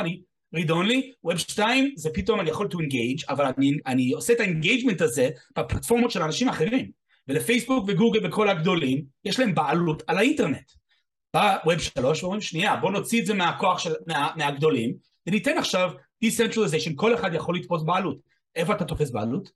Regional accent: United States; now in Israel; במקור אני אמריקאי, אני בארץ 30 שנה

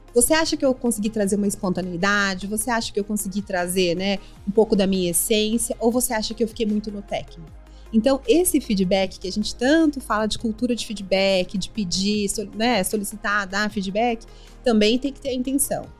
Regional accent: Mato Grosso do Sul, Brazil; moved away as an adult; also born or lived in Campo Grande; now in São Paulo, Brazil; sou sul-mato-grossense, sou mãe do Pedro, sou casada com o André, moro aqui em São Paulo há quase 20 anos

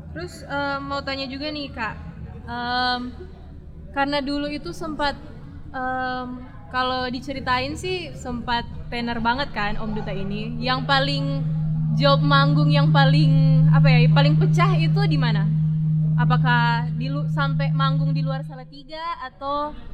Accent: Manado, North Sulawesi, Indonesia; Asli Manado, Mas. Manado.

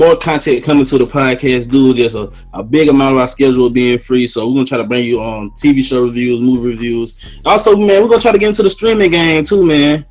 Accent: Greenwood, United States; growing up in Greenwood

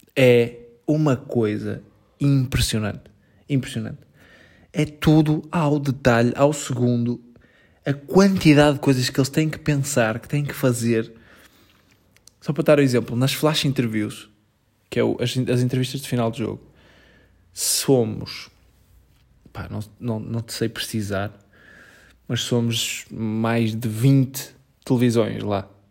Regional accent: Portugal; Não sou inglês, amigo, sou português.

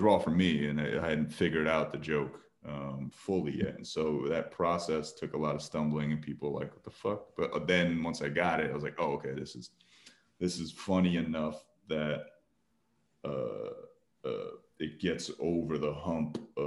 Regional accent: New Jersey, United States; I grew up in Jersey, and so I was surrounded by Indian people

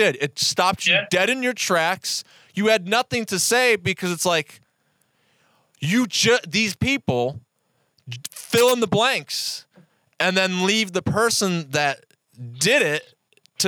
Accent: Cleveland, Ohio, United States; I'm from Cleveland, Ohio

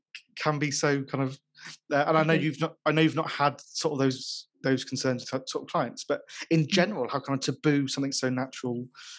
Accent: United Kingdom; being British

